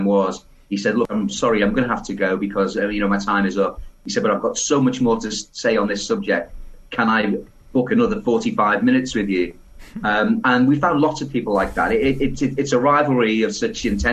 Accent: Liverpool, North West England, United Kingdom; I was born in Liverpool

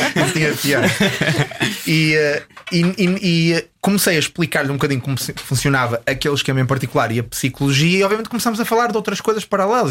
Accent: Porto, Norte, Portugal; moved away as an adult; tenho muitas saudades de Portugal, especificamente do Porto, de onde eu, de onde eu sou

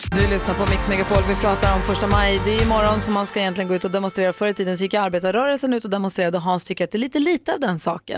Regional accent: Luleå, Norrbotten County, Sweden; I Luleå där jag är uppvuxen

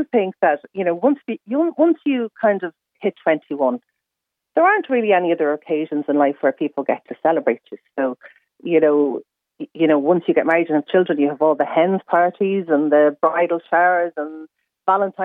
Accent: Ireland; we're Irish

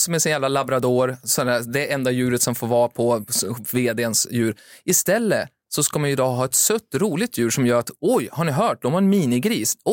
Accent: Finland; moved away; Jag växte upp i Finland

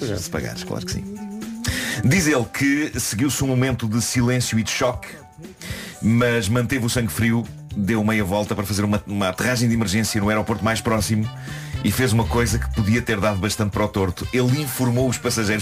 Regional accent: Lisbon, Portugal; eu sou de Lisboa

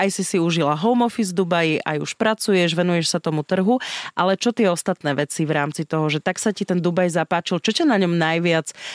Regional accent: eastern Slovakia, Slovakia; ja tiež som vyrastala v dome eh, na východnom Slovensku v takej dedinke

